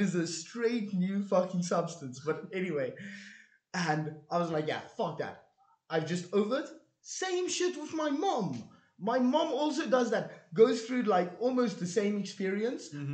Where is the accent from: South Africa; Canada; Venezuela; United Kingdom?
South Africa; as a South African